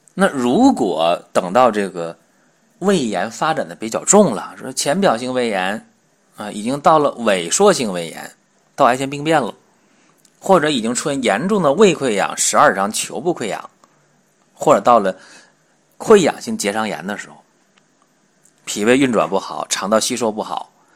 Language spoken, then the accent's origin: Chinese; China; 我们中国人黄种人的脸色